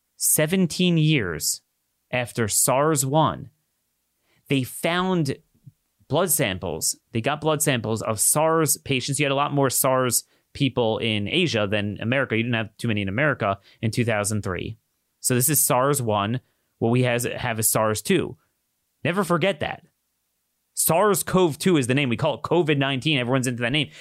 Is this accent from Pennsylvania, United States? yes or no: no; Maryland, United States; my home state of Maryland